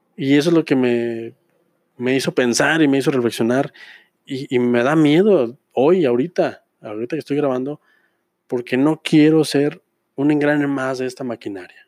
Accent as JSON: {"language": "Spanish", "town": "Pabellón de Arteaga", "region": "Aguascalientes", "country": "Mexico", "said": "aquí en mi pueblo, pabellón de Arteaga, el centro del mundo"}